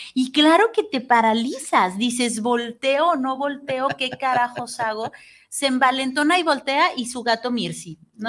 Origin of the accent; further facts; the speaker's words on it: Mexico; amo ser mexicana, me encanta